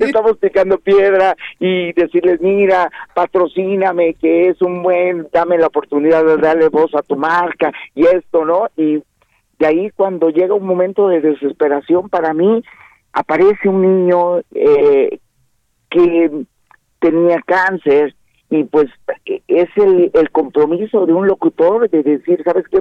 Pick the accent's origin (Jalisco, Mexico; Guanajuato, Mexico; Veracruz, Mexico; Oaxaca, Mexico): Oaxaca, Mexico; aquí en Oaxaca, donde yo soy originario